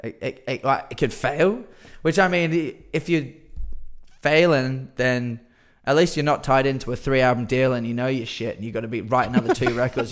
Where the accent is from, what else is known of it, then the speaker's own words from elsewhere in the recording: Perth, Western Australia, Australia; we're from Perth